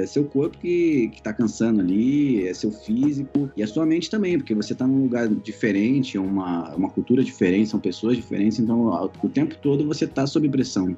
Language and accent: Portuguese; Ceará, Brazil; moved away; also born or lived in Cotia; eu sou cearense